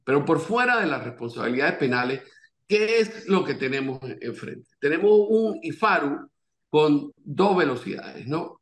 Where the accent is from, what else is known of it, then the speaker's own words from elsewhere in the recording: Panama; como panameños